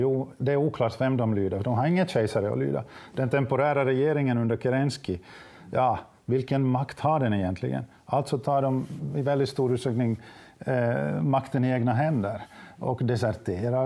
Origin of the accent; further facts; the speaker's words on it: Finland; som svenskspråkig finländare